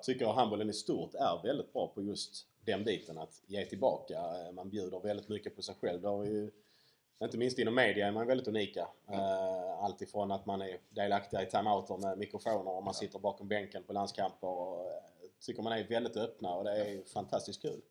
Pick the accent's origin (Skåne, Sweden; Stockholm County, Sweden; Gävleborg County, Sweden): Skåne, Sweden; Ystad; jag är från Ystad